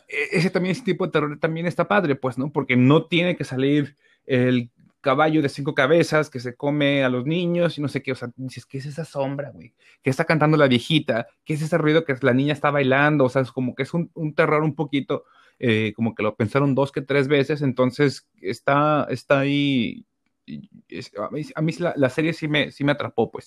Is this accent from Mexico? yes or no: yes; Mexico; uno como mexicano